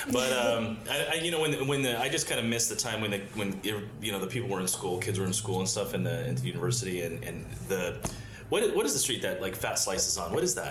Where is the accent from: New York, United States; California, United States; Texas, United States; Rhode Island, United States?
California, United States; Albany; also born or lived in Berkeley, California; Of course, I was born in Berkeley, raised in Albany.